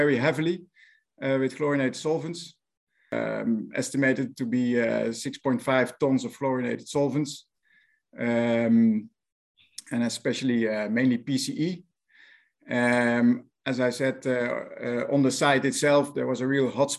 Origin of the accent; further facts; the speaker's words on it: Netherlands; accent: Dutch; English is a second language; my Dutch accent